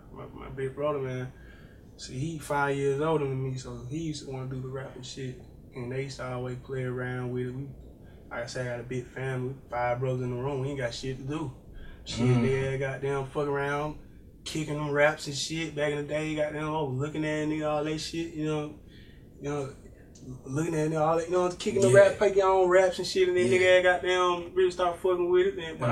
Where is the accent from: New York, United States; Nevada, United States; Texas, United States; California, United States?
Nevada, United States; Las Vegas; I'm from everywhere. I'll tell you that. I'm from Las Vegas, man.